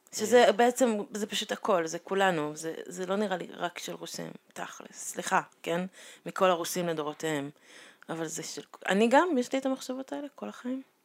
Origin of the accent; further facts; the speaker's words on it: Israel; first language Hebrew; נולדתי פה